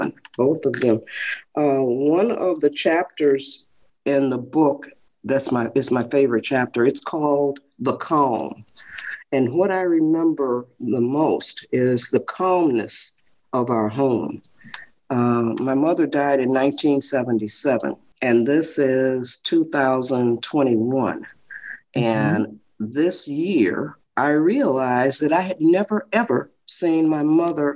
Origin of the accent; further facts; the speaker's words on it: Detroit, Michigan, United States; moved away as an adult; now in California, United States; I was born in Detroit, Michigan